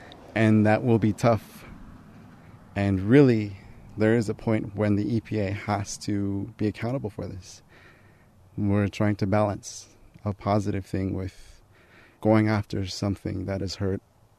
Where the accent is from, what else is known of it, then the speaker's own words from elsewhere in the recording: Flagstaff, Arizona, United States; I'm 23. I'm from Flagstaff.